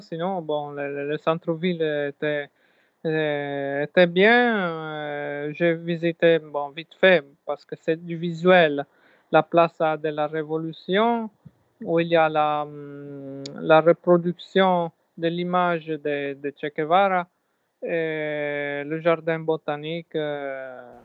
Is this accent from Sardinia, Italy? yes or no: yes; Sardinia, Italy; moved away; Je me sentais chez moi en Sardaigne